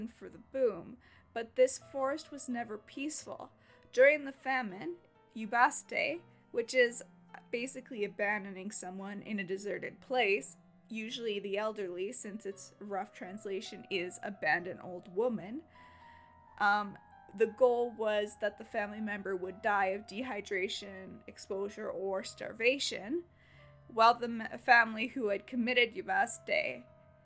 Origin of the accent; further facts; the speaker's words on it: Canada; I'm Canadian, so we do kilometers.